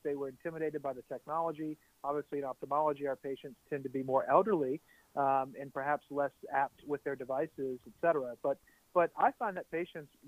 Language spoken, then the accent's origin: English; Baton Rouge, Louisiana, United States; I'm from Baton Rouge, Louisiana.